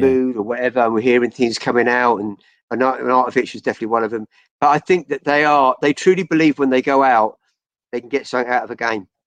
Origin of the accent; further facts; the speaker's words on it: Chelmsford, East of England, United Kingdom; now in Surrey, United Kingdom; I grew up in Chelmsford.